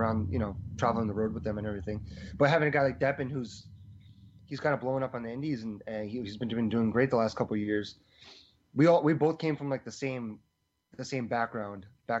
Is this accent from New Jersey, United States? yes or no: yes; New Jersey, United States; in my hometown in New Jersey